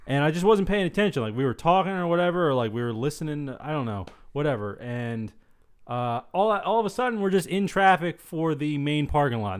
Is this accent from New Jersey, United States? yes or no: yes; New Jersey, United States; we're from Jersey.